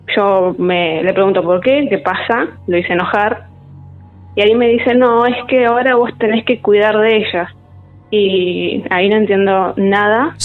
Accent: Trelew, Chubut, Argentina; nacida y criada en Trelew

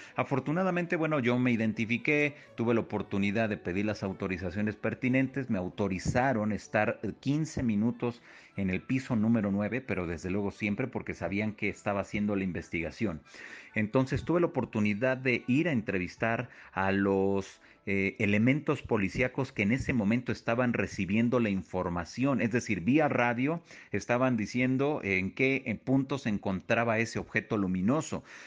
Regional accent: Mexico; de aquí de la República Mexicana

